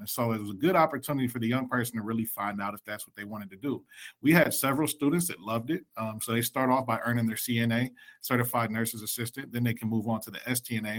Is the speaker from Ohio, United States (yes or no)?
yes; Columbus, Ohio, United States; I was born and raised in Columbus, Ohio